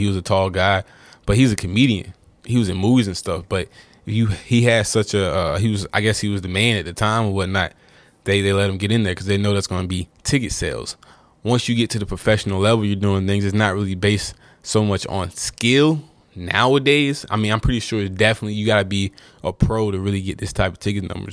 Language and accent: English; North Carolina, United States; I'm from North Carolina